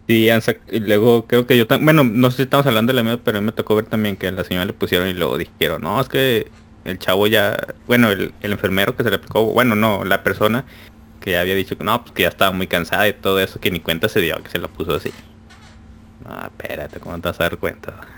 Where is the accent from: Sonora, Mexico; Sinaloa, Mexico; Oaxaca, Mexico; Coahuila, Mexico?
Sinaloa, Mexico; Culiacán; now in Torreón, Mexico; yo soy de Culiacán. En, eh, Culiacán somos culichis